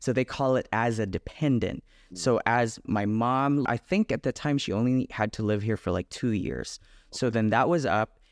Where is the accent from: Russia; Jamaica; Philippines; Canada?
Philippines; moved away as an adult; now in United States; I was born and raised in the Philippines. I moved here when I was nineteen.